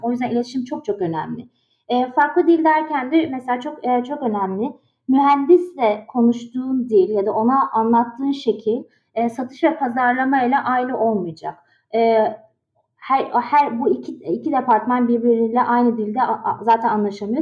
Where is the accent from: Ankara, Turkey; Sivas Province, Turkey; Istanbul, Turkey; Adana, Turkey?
Istanbul, Turkey; moved away as an adult; also born or lived in Boston, United States; now in Washington, D.C., United States; İstanbul'da doğdum, büyüdüm.